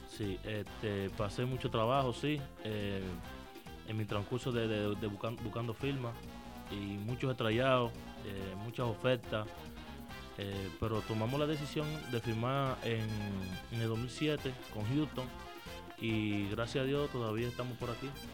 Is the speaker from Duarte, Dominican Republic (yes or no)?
yes; San Francisco de Macorís, Duarte, Dominican Republic; also born or lived in Haina, Dominican Republic; yo soy de, de, Jaina, de República Dominicana. Eh, yo nací allá desde los cuatro años, me fui para, para San Francisco de Macorís, arriba donde me crié.